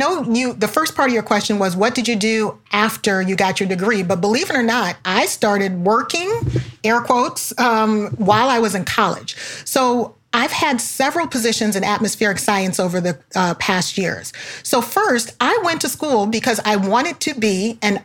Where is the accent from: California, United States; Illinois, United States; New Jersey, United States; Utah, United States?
Illinois, United States; Chicago; I'm from Chicago